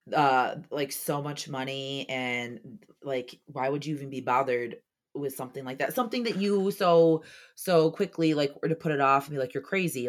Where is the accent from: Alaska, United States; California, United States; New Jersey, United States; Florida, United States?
Florida, United States; Orlando; I was born in Orlando